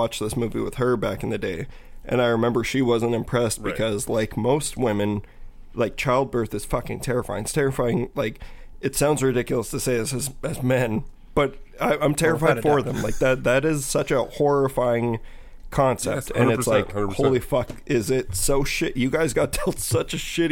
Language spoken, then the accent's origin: English; Saskatchewan, Canada; I was from Saskatchewan